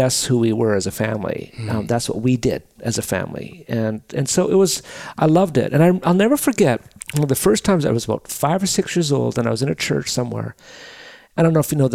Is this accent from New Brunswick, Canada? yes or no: no; Drumheller, Alberta, Canada; also born or lived in Calgary; My dad moved to Drumheller, Alberta when I was 6.